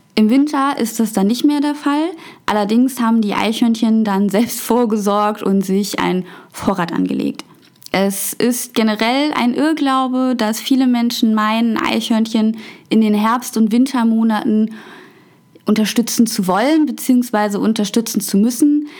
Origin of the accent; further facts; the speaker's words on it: Germany; bei uns in Deutschland